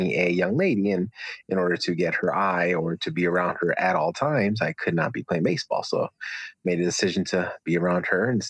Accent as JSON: {"language": "English", "town": "Bridgeport", "region": "Connecticut", "country": "United States", "tie": "born there", "said": "And I was born in Connecticut."}